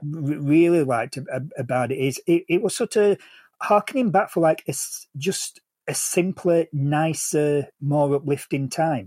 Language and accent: English; England, United Kingdom; as an Englishman